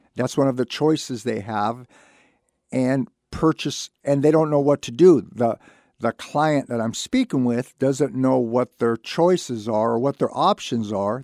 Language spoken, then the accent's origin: English; Santa Barbara, California, United States; I was lucky enough to be born and raised in Santa Barbara